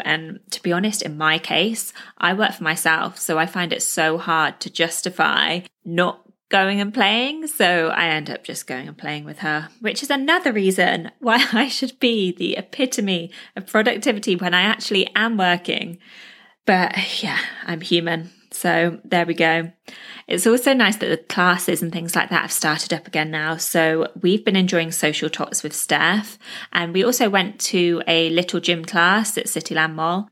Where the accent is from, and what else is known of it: United Kingdom; moved away as an adult; now in Dubai, UAE